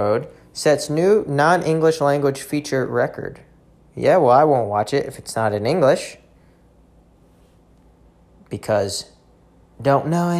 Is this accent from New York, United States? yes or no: yes; New York, United States; Yeah, I mean, I'm from New York.